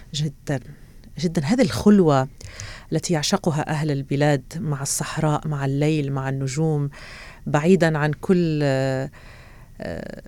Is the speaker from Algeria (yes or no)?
yes; Béchar, Béchar Province, Algeria; moved away as an adult; also born or lived in Oran, Algeria / Tehran, Iran / Beirut, Lebanon / United Kingdom; now in Doha, Qatar; ولدت في وهران وعشت في وهران ثم انتقلنا إلى بشار